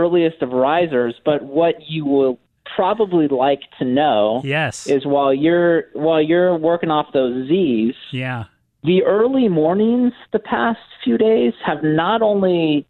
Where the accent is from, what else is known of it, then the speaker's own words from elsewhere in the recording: Phoenix, Arizona, United States; I was born and raised in Phoenix